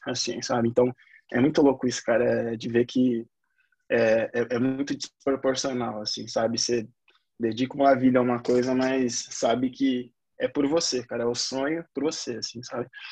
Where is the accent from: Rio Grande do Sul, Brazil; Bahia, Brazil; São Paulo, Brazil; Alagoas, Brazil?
São Paulo, Brazil; Eu falo de São Paulo, moro, sou paulista, paulistão da gema mesmo, bem do meio